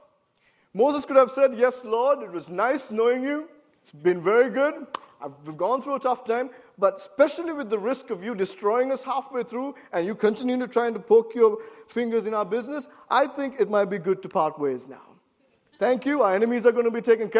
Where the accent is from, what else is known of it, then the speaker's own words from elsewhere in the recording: Sri Lanka; moved away as an adult; also born or lived in Boston, United States; Growing up in Sri Lanka all my life, and then coming to Boston to do my undergrad studies at Gordon College